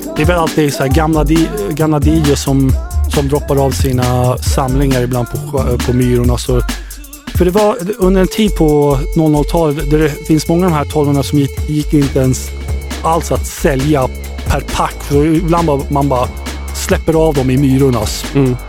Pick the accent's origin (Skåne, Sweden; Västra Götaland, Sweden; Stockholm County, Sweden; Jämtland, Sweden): Stockholm County, Sweden; Södertälje; jag är från Södertälje